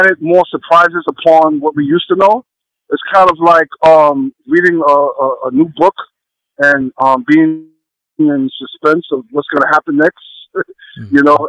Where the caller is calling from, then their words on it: New York City, New York, United States; Right now, I'm in New York City.